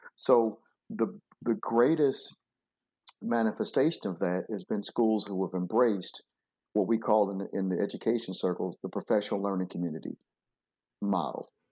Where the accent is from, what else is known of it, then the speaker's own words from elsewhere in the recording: Flint, Michigan, United States; I grew up in Flint, Michigan